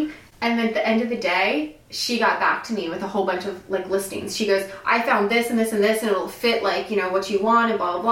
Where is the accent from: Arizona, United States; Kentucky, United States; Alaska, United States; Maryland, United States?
Maryland, United States; moved away as an adult; now in Florida, United States; I live in Florida, but I'm from Maryland.